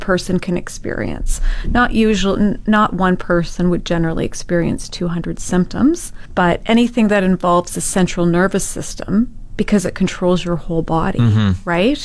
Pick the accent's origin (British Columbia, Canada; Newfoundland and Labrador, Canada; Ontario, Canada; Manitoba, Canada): Ontario, Canada; Ottawa; moved away as an adult; now in Fort McMurray, Canada; I'm from Ottawa area originally